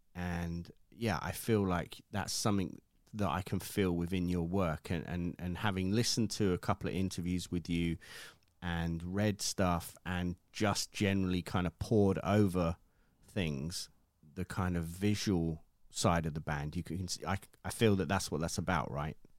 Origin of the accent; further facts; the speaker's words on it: United Kingdom; me being British